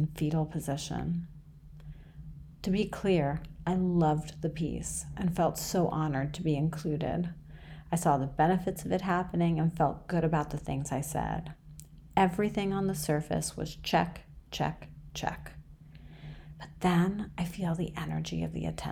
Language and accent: English; New York City, New York, United States; born or raised there; also born or lived in Iran